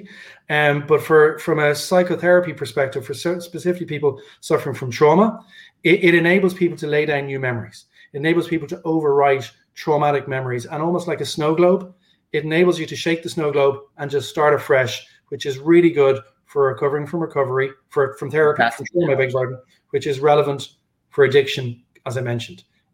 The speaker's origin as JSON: {"language": "English", "town": "Dublin", "region": "Leinster", "country": "Ireland", "tie": "born or raised there", "said": "my hometown, Dublin"}